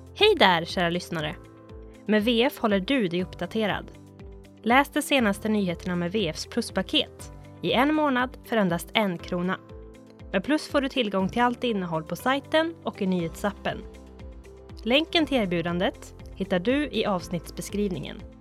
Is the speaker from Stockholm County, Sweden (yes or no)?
yes; Stockholm, Stockholm County, Sweden; moved away; Jag är ju från Stockholm också